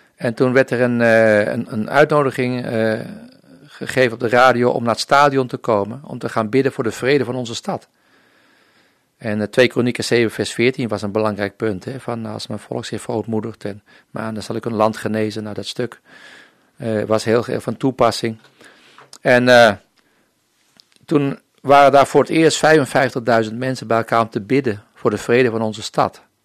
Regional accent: Netherlands; moved away as an adult; also born or lived in Colombia

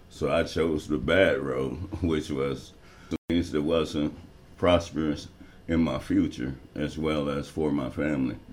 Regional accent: Tennessee, United States; now in Pontiac, United States; As a young man growing up in Tennessee, as you know, it was the Bible Belt.

